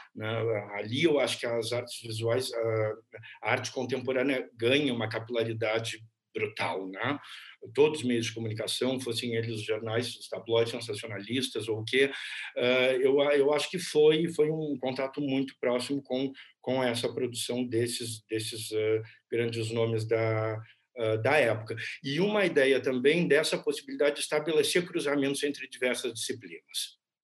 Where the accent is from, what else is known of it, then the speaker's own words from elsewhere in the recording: Pelotas, Rio Grande do Sul, Brazil; eu nasci em Pelotas, numa cidade ao sul do Rio Grande do Sul, próxima ao Uruguai